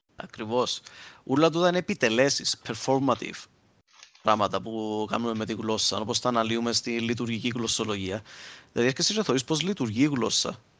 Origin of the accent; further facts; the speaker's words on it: Cyprus; accent: Cypriot; να μιλούσα Κυπριακά στο σχολείο